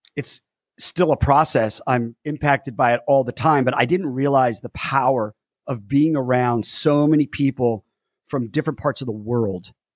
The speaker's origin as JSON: {"language": "English", "town": "West Covina", "region": "California", "country": "United States", "tie": "born or raised there", "said": "I grew up in West Covina, California. I say that because my hometown is important to me, West Covina"}